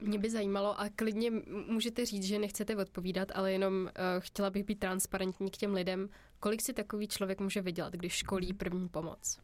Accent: Czechia; my jsme Češi takový hodně solidární

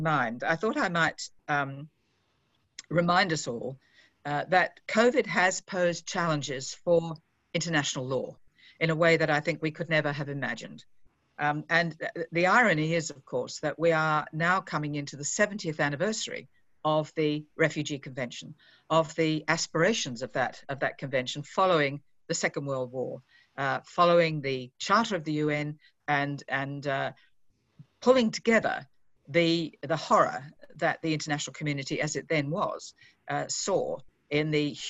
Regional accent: Australia; moved away as an adult; now in Geneva, Switzerland; as an Australian who's now had the last 8 months in Geneva

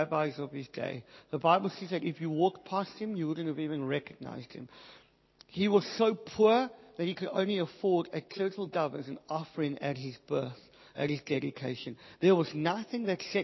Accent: South Africa; I'm from South Africa. I didn't get a great education

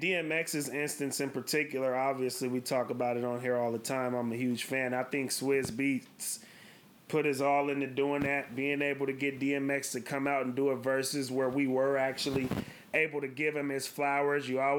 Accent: West Coast, United States; I'm born in 93, as you mentioned, D-Boy. We're obviously from the West Coast.

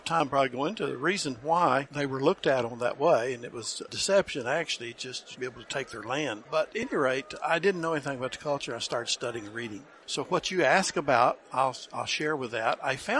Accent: Oklahoma, United States; I grew up in Oklahoma on my grandmother's allotment of land that was given to her, taken away from her, then given back to her by the federal government.

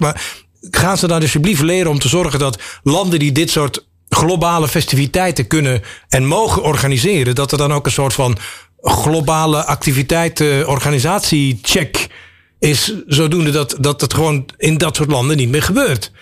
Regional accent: Belgium; ik een Belg ben

